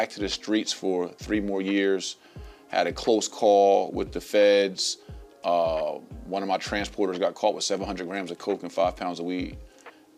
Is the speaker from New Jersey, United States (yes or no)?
yes; Somerville, New Jersey, United States; moved away as an adult; now in Atlanta, United States; I'm from Somerville, New Jersey, and I was raised on Southside Avenue